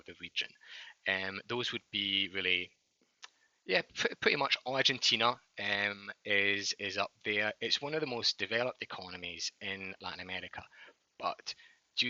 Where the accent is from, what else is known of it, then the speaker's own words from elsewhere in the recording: Scotland, United Kingdom; accent: Scottish; moved away as an adult; also born or lived in London; now in New York, United States; I'm actually from Scotland, but don't let the Scottish accent fool you. I've been living in New York for the past 6 years